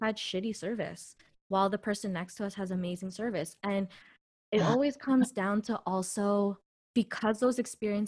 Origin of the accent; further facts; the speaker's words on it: Canada; I'm Canadian born. I'm from Canada.